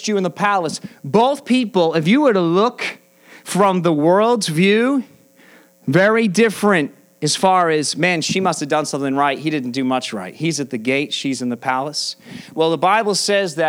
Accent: United States; American Christians

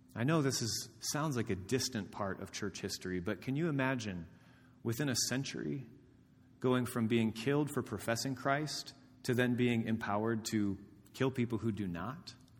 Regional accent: Indiana, United States; moved away as an adult; I have not lived in my hometown of Dama, Indiana for thirteen years

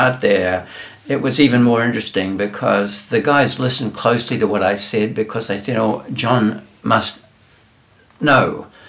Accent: New Zealand; moved away; I'm from New Zealand

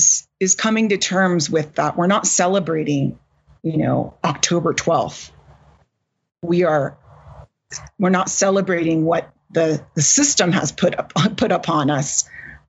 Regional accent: California, United States; my home state of California

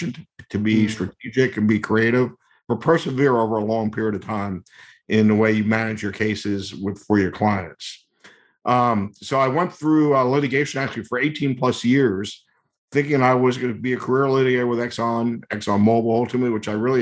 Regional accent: New Jersey, United States; moved away as an adult; also born or lived in Maine / New Orleans; I grew up in New Jersey, as you mentioned, and I went to college in Maine.

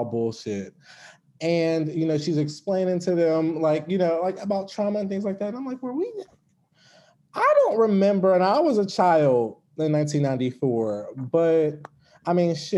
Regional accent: Pittsburgh, Pennsylvania, United States; In Pittsburgh.

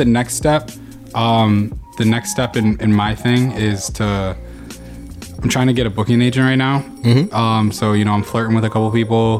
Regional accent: Buffalo, New York, United States; I am from Buffalo, New York.

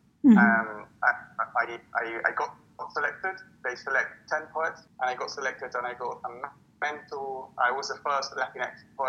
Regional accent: Buenos Aires, Argentina; English is a second language; moved away as an adult; now in United Kingdom; I'm an Argentinian poet. I was born in Buenos Aires in the 70s and came to the UK with 21 years of age

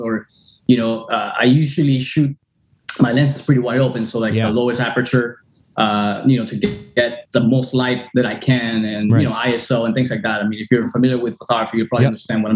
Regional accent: Miami, Florida, United States; also born or lived in Caracas, Venezuela; now in Fort Lauderdale, United States; I grew up in Miami and recently moved to, you know, north here in Fort Lauderdale

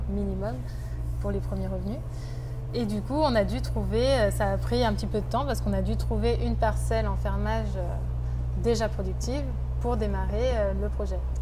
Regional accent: France; je suis de Sessuel, donc voilà, j'ai grandi au village, c'est vraiment mon secteur

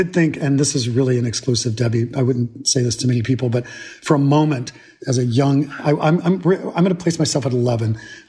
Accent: Georgia, United States; accent: South Georgia; I was teased mercilessly for my accent, which was at the time a South Georgia accent run through.

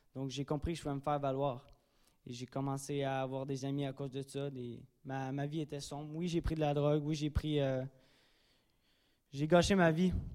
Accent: Drummondville, Quebec, Canada; moved away; je suis natif de Drummondville

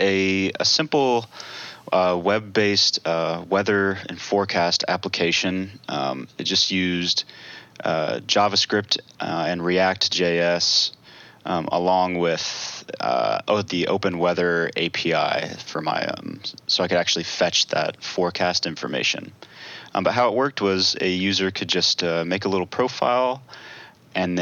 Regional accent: Franklin, Tennessee, United States; also born or lived in Chattanooga, Tennessee; I grew up right around Middle Tennessee in Franklin

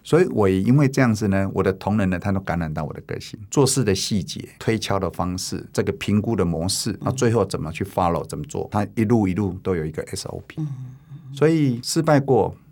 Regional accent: Taiwan; also born or lived in Changhua / Taichung; 我高中念了两个高中，一个是彰化高中，一个是台中高工。这两个学校都是在当地是一流的学校

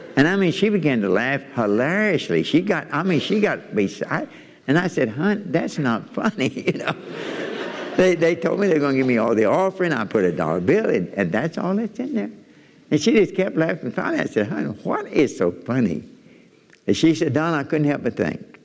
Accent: Kentucky, United States; I'm from Kentucky.

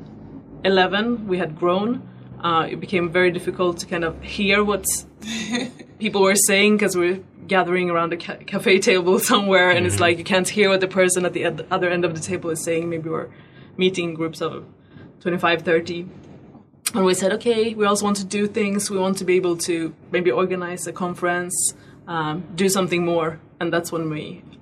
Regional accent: Sweden; moved away as an adult; also born or lived in Paris, France; now in Ghana; I'm originally from Sweden in the cold north.

